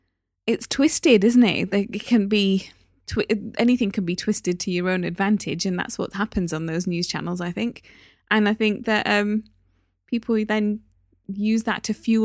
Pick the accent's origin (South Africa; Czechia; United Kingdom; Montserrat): United Kingdom; Newcastle upon Tyne, North East England; As I've said many times before, the Asian community in Newcastle is very small. I grew up in the East End of Newcastle, so it's even smaller on that side.